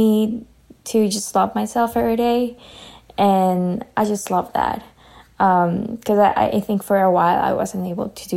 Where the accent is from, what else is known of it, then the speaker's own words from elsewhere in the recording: Ecuador; moved away as an adult; now in Canada; I am from Ecuador, and I moved to Canada over a year ago